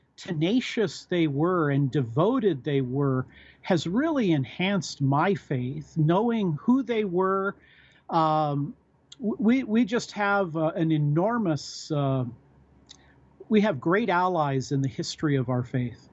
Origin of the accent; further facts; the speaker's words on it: United States; I'm an American. I'm an American citizen